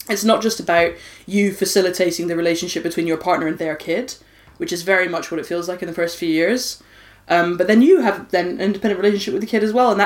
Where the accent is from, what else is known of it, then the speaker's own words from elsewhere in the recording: Scotland, United Kingdom; I'm Scottish